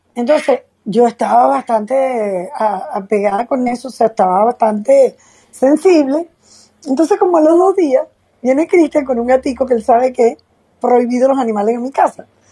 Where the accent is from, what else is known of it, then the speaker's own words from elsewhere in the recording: Venezuela; ahora estoy en, en otro país, estoy en mi país Venezuela